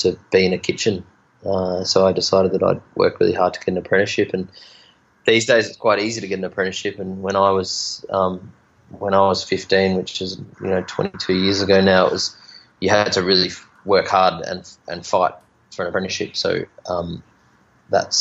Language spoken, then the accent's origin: English; Bendigo, Victoria, Australia; now in Margaret River, Australia; I grew up in Bendigo